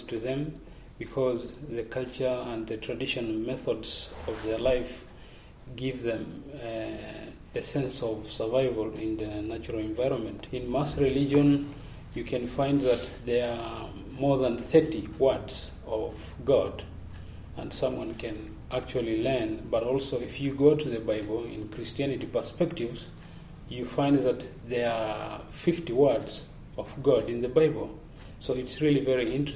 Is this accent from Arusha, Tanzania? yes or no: yes; Maasai land, Arusha, Tanzania; I'm coming from Tanzania, Maasai land in East Africa.